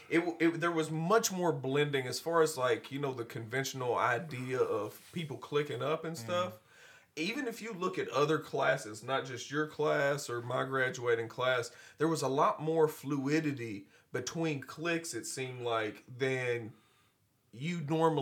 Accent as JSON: {"language": "English", "town": "Glasgow", "region": "Kentucky", "country": "United States", "tie": "born or raised there", "said": "growing up in Glasgow, I think Glasgow as an overreaching theme was a little bit more insulated, especially compared to the surrounding areas"}